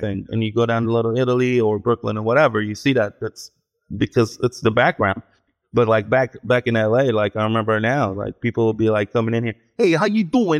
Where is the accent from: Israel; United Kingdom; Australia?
Israel; Ashdod, Southern District; moved away; I was born in Israel, in a town called Ashdod